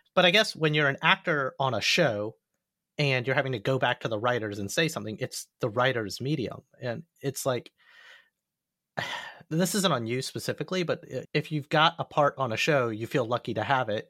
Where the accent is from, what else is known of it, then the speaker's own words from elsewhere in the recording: the South, Alabama, United States; I grew up in the South